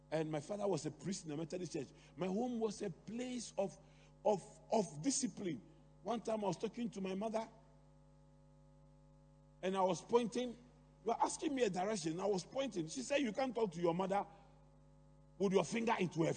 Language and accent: English; Accra, Greater Accra, Ghana; I grew up in Adabraka.